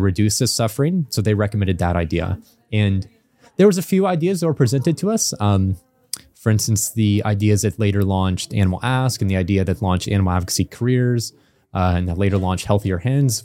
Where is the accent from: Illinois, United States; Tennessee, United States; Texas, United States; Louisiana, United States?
Illinois, United States; I grew up in Illinois in the U S